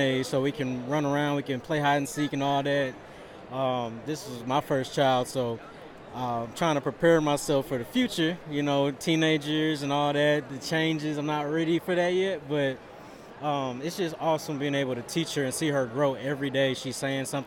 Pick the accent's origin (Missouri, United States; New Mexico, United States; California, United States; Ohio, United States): Missouri, United States; St. Louis; Growing up in St. Louis, it's like the biggest thing here.